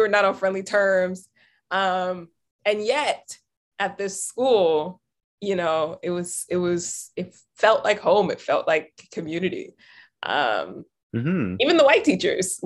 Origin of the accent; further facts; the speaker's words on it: the American South, United States; moved away; I'm coming from the South